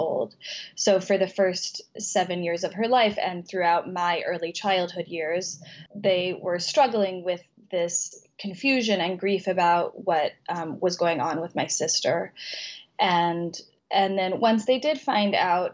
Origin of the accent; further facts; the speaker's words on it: Colorado, United States; moved away; my childhood in Colorado